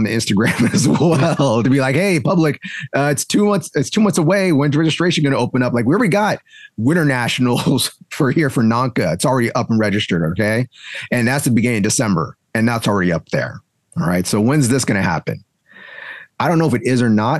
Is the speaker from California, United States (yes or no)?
yes; the Bay Area, California, United States; also born or lived in South Bay; now in Southern California, United States; I'm from the Bay